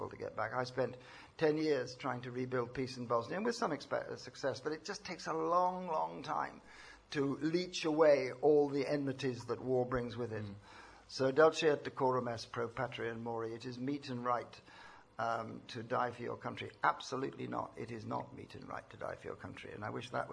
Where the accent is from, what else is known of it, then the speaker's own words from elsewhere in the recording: Northern Ireland, United Kingdom; moved away; also born or lived in India; I was brought up in Northern Ireland, the son of a Protestant mother and a Catholic father